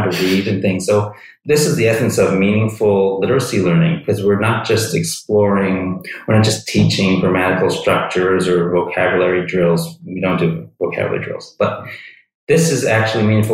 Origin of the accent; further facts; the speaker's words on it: United States; moved away as an adult; also born or lived in New York / New Jersey; now in Taipei, Taiwan; I was born and raised in New York, New Jersey, and I spent my whole life in those two states up until, I guess it's almost 6 years now